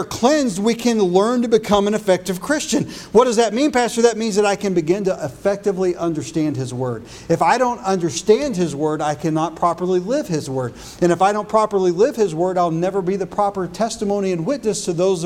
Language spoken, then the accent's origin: English; United States; I was born in the United States and I'm an American